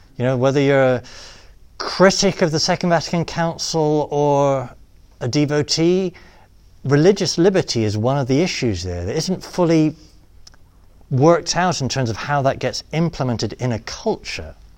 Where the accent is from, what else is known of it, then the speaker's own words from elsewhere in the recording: England, United Kingdom; accent: British; moved away as an adult; also born or lived in Rome, Italy; now in United States; my mom's from Illinois. My dad's from Britain. They met at Purdue University. Uh, all my life they've lived in England